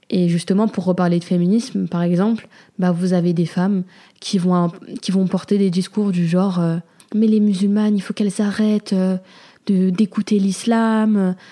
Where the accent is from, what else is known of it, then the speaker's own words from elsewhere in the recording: Comoros; moi, en tant que Comorienne, c'est encore plus délicat